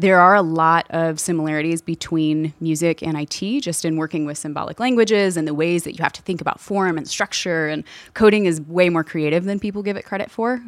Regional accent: Louisville, Kentucky, United States; I'm originally from Louisville, Kentucky. All of my family is there, grew up there

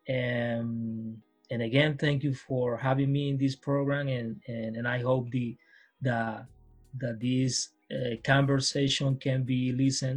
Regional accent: Pacific Coast, Colombia; now in Spain; I'm coming from Colombia, from the Pacific Coast

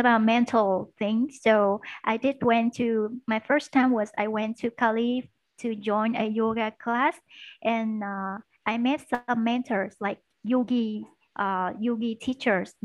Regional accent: Da Lat, Lam Dong, Vietnam; English is a second language; moved away as an adult; now in Ho Chi Minh City, Vietnam; I was born in Da Lat City. It's in the north of Vietnam, and it's a highland area. And I moved to Ho Chi Minh City for studying business English.

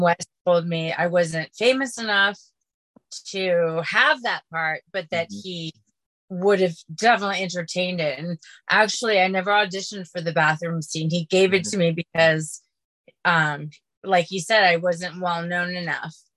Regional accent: Los Angeles, California, United States; I grew up in Los Angeles.

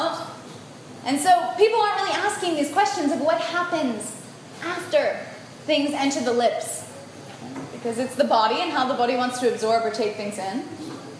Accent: United States; I was born in the United States

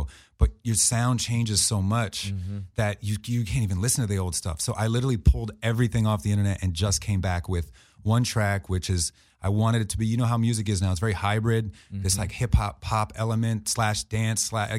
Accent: New Jersey, United States; I'm from South Jersey outside of Philly

